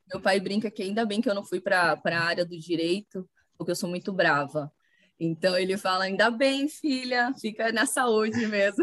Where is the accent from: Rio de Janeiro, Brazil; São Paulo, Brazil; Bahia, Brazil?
Bahia, Brazil; moved away; formei em fisioterapia lá na Bahia, sou baiana